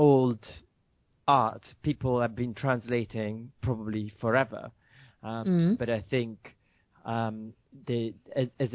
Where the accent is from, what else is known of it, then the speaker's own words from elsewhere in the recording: Milan, Lombardy, Italy; moved away as an adult; now in United Kingdom; Yes, I'm from Milan. I've been in UK for 18 years after university